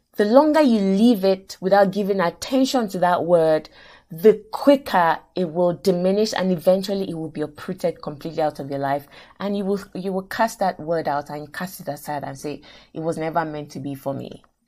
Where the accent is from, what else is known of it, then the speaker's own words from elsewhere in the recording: Nigeria; moved away; I grew up in Nigeria, went to university in Nigeria, et cetera.